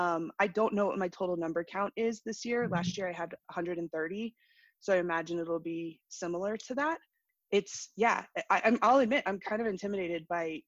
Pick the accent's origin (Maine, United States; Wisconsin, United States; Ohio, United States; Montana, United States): Maine, United States; moved away as an adult; now in New Mexico, United States; I grew up in Maine, which seems like a pretty far place away from here, but moved to New Mexico 18 years ago.